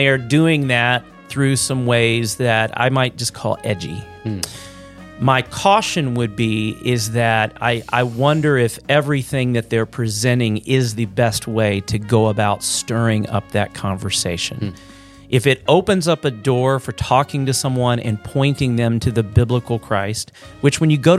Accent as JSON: {"language": "English", "region": "Louisiana", "country": "United States", "tie": "born or raised there", "said": "I grew up in Southeast Louisiana where it was predominantly Catholic"}